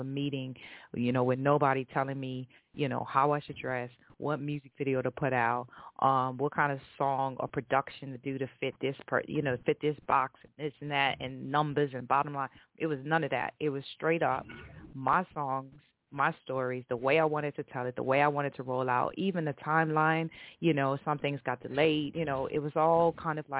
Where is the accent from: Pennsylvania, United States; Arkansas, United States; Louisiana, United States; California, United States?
Louisiana, United States; New Orleans; moved away as an adult; now in London, United Kingdom; I'm a NOLA girl. Like I'm straight up from New Orleans